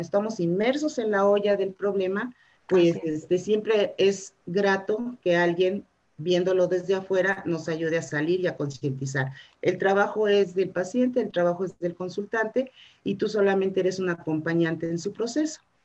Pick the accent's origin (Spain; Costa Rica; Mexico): Mexico; Mexico City; also born or lived in Hidalgo del Parral, Chihuahua; desde muy chica este, no, me trajeron a vivir aquí y aquí pues ya, ya, ya me considero chilanga